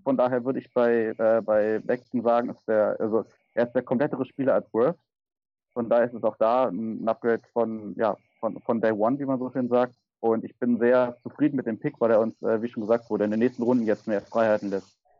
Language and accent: German; Berlin, Germany; komme aus Berlin und wohne in Berlin